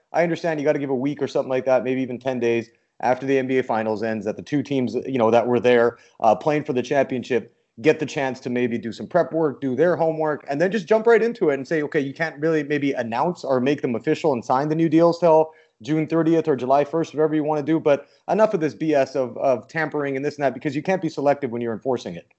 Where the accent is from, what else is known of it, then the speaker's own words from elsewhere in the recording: Canada; moved away; I'm Canadian